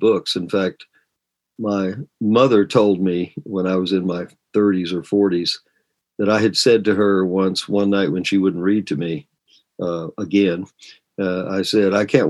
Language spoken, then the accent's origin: English; Georgia, United States; now in Virginia, United States; I'm from Georgia, but I've been here most of my life now.